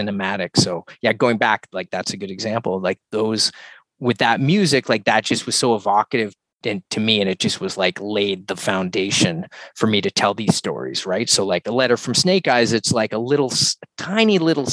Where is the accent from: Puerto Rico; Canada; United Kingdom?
Canada; Halifax, Nova Scotia; my hometown where I grew up in Halifax, Nova Scotia, on the East Coast